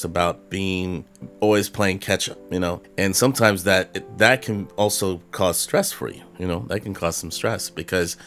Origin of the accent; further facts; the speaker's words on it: Carmichael, California, United States; moved away as an adult; now in Texas, United States; I'm from California. I'm from Carmichael, which is a small, a suburb of Sacramento